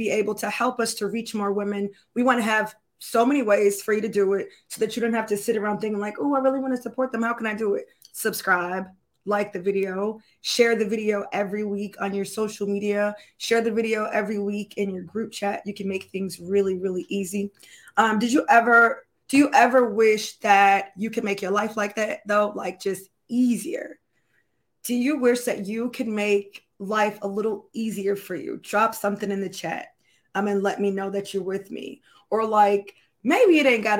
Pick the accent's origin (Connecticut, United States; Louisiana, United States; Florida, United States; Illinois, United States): Florida, United States; I'm from Florida